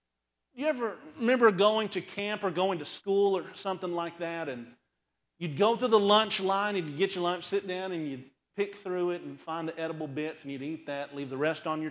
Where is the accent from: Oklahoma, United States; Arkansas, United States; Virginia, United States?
Arkansas, United States; Conway; now in San Antonio, United States; I grew up in Conway, Arkansas